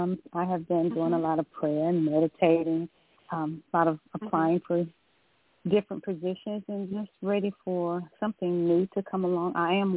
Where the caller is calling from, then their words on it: Georgia, United States; I'm calling from Georgia.